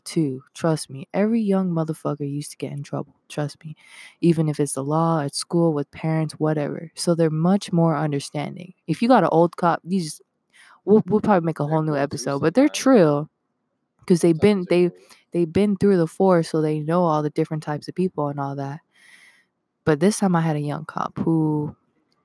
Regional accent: Henderson, Nevada, United States; I'm from Henderson, so I don't consider myself a Vegas kid

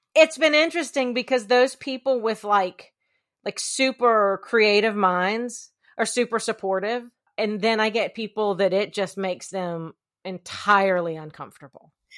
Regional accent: Columbia, South Carolina, United States; I am from Columbia, South Carolina

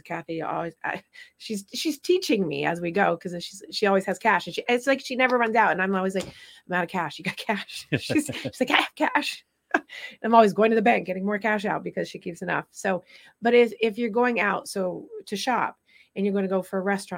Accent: Vermont, United States; I grew up in Vermont

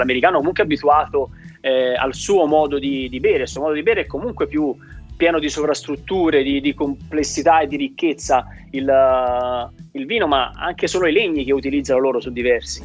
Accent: Tuscany, Italy; da toscano lavoro prettamente la zona del Chianti Classico

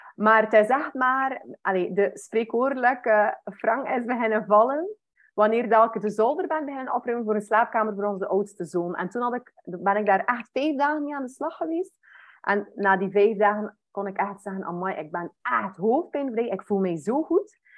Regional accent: West Flanders, Belgium; Ik ben afkomstig van West-Vlaanderen. Mensen gaan dat waarschijnlijk ook wel een beetje horen

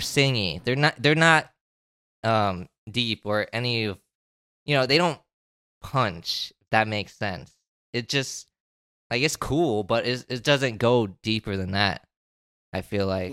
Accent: Florida, United States; I've been living in one state my entire life

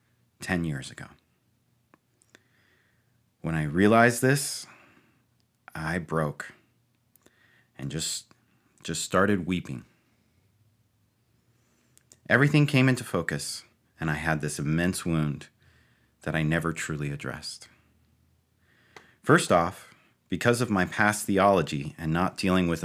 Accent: Ohio, United States; moved away as an adult; now in Eastern Pennsylvania, United States; I grew up in Ohio

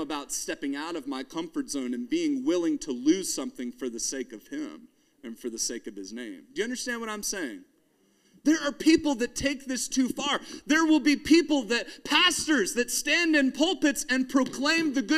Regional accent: United States; as an American

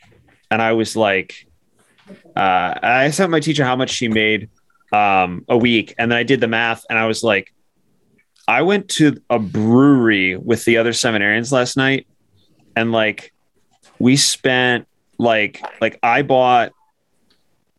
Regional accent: United States; I'm an American

